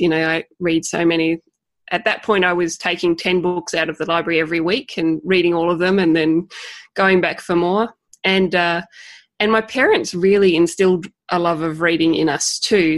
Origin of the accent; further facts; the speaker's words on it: Tasmania, Australia; I hope you can understand my accent. I come from Tasmania